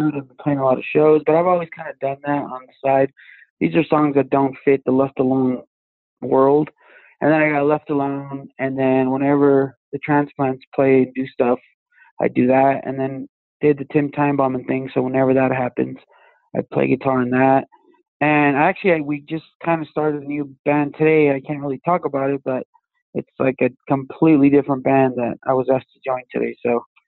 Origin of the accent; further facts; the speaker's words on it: Wilmington, California, United States; moved away as an adult; now in Crestline, United States; I moved from like Wilmington, which is my hometown, which is like 30 minutes south